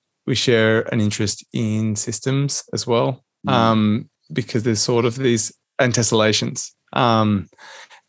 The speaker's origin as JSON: {"language": "English", "town": "Canberra", "region": "Australian Capital Territory", "country": "Australia", "tie": "born or raised there", "said": "I'm a Canberra boy. I grew up in Canberra."}